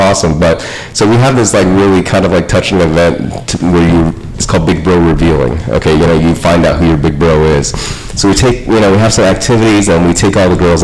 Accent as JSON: {"language": "English", "area": "West Covina", "region": "California", "country": "United States", "tie": "born or raised there", "said": "I grew up in West Camino"}